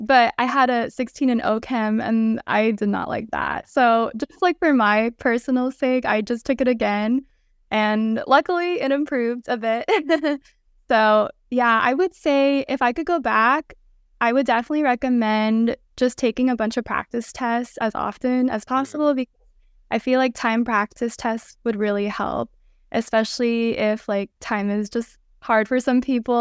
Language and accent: English; Los Angeles, California, United States; moved away as an adult; now in Arizona, United States; I'm from Los Angeles, California, and I currently attend ATSU ASDO in Arizona.